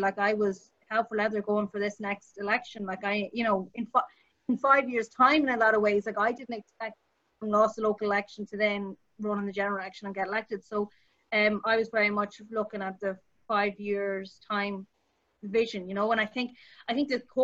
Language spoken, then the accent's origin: English; Galway, Connacht, Ireland; I was growing up in Galway